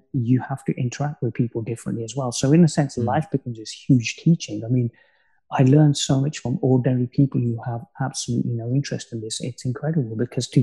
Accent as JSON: {"language": "English", "town": "Coventry", "region": "West Midlands", "country": "United Kingdom", "tie": "born or raised there", "said": "my hometown of Coventry"}